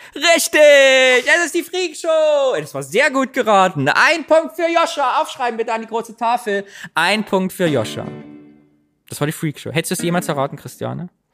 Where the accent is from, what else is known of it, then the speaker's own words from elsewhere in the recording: East Germany, Germany; now in Cologne, Germany; ich bin Ossi.